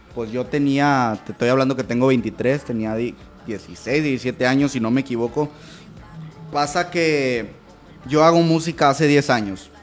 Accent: Monterrey, Nuevo León, Mexico; Aquí, aquí, toda la vida, toda la vida he sido de aquí de Monterrey

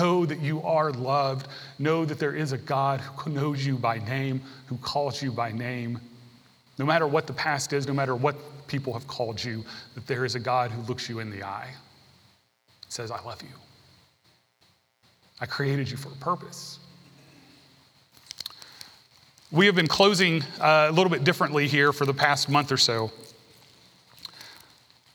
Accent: Tennessee, United States; I grew up in Tennessee. I took Tennessee history.

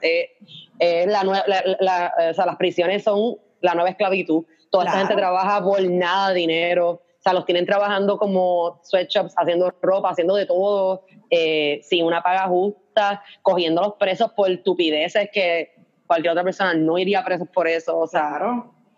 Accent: Puerto Rico; also born or lived in United States; cuando doy el ID de Puerto Rico

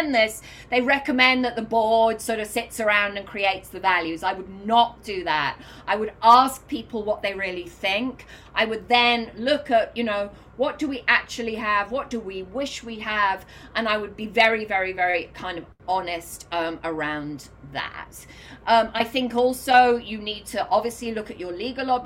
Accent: United Kingdom; now in New York, United States; I'm British

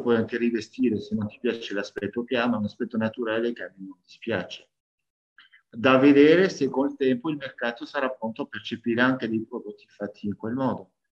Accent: France; now in Italy; sono cresciuto in Francia a livello umano

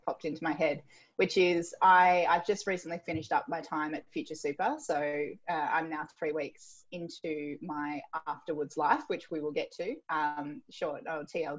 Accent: Tweed Heads, New South Wales, Australia; I grew up in Tweed Heads, which is sort of far north New South Wales.

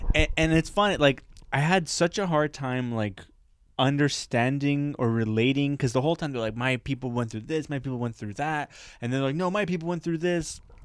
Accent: Parc-Extension, Quebec, Canada; Park X is considered one of the most poorest neighborhoods in Canada. But I never saw it as poor

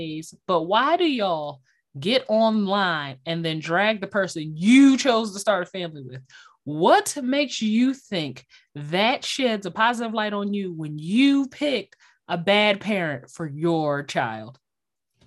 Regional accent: Philadelphia, Pennsylvania, United States; as a Philadelphian, as a Sixers fan, as a resident

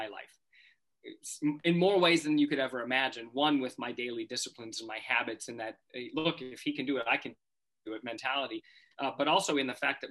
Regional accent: North Dakota, United States; in North Dakota where I grew up

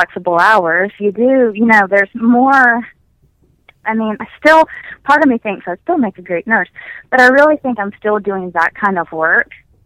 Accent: the South, United States; now in Ithaca, New York, United States; I'm not even from New York. Maybe I should just go home down south.

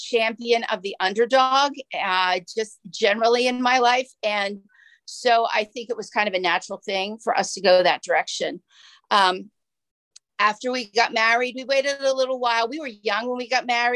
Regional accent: Philadelphia, Pennsylvania, United States; also born or lived in Lansdale, Pennsylvania; I grew up in Philadelphia

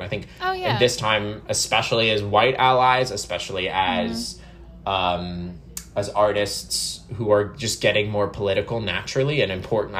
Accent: Florida, United States; I'm from Florida.

